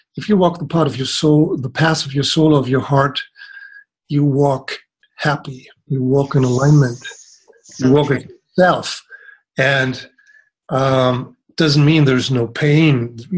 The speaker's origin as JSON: {"language": "English", "country": "Germany", "tie": "born or raised there", "said": "I grew up in Germany and studied there"}